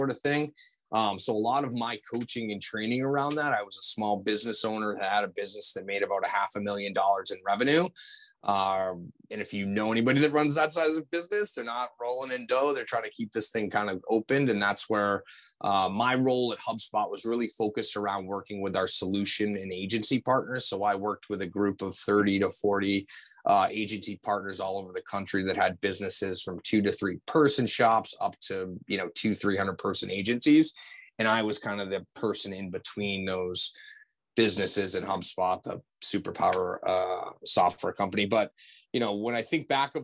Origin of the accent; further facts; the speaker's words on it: MetroWest area outside of Boston, Massachusetts, United States; I grew up in the Metro West area outside of Boston. So grew up about a mile from where the Boston Marathon starts